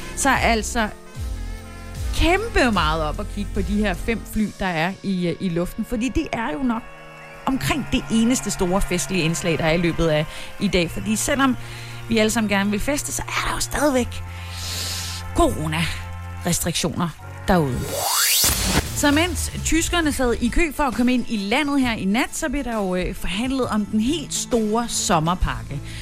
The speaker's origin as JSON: {"language": "Danish", "region": "Southern Jutland", "country": "Denmark", "said": "jeg er jo sønderjyde"}